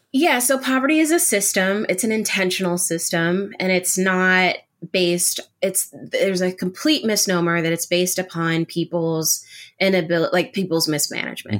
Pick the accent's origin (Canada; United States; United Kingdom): United States; as an American, as a Panamanian American